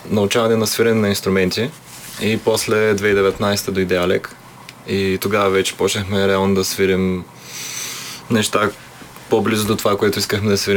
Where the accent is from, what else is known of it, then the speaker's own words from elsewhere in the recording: Dobrich, Dobrich Province, Bulgaria; moved away as an adult; now in Sofia, Bulgaria; И доста дълго време се бяхме там и репетирахме там и свирихме там. И от две години сме всички вече в София преместени официално.